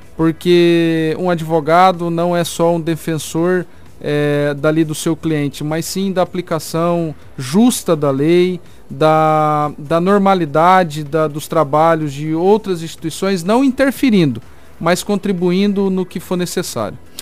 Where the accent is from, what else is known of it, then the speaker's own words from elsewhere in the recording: Sinop, Mato Grosso, Brazil; só não nasci em Sinop, mas fui criado em Sinop